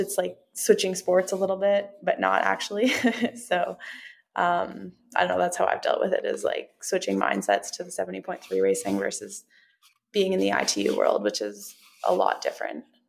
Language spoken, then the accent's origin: English; Canada; also born or lived in Oregon; I'm Canadian, so we spend kind of half the year there